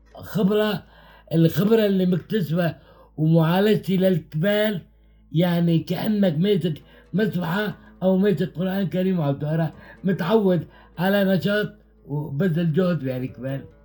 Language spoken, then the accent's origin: Arabic; Aleppo, Aleppo Governorate, Syria; moved away as an adult; also born or lived in Azaz, Syria; قمت رجعت لحلب